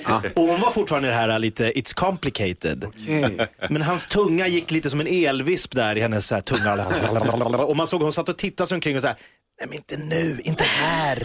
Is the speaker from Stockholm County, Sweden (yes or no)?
yes; Järfälla, Stockholm County, Sweden; born or raised there